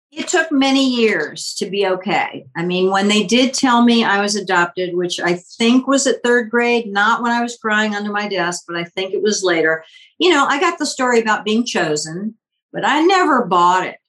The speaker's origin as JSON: {"language": "English", "town": "Richmond", "region": "Virginia", "country": "United States", "tie": "born or raised there", "also_born_or_lived": "Washington, D.C."}